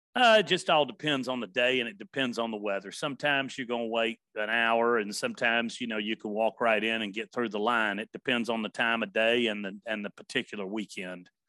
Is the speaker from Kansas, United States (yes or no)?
no; Nashville, Tennessee, United States; also born or lived in Memphis; My family was from Covington and from Memphis. I grew up in Nashville